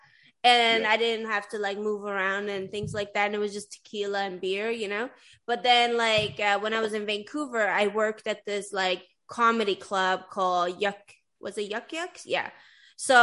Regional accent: Sweden; moved away; I grew up in Sweden

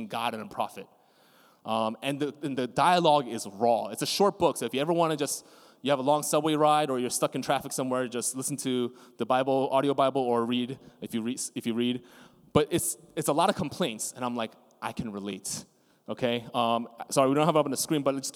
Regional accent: New York City, New York, United States; as a New Yorker

